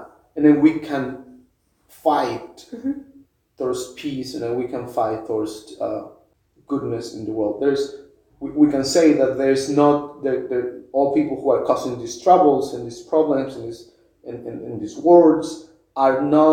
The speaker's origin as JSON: {"language": "English", "country": "Mexico", "tie": "born or raised there", "moved": "yes", "said": "I grew up in Mexico"}